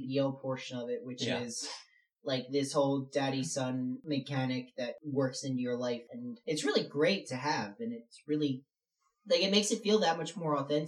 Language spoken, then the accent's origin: English; Philadelphia, Pennsylvania, United States; I am from Philadelphia